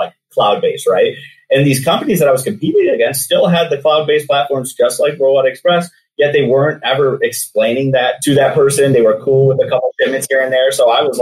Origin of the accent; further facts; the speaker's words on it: Anchor Bay, Michigan, United States; moved away as an adult; also born or lived in Downriver, Michigan; now in Seattle, United States; Anchor Bay is where I grew up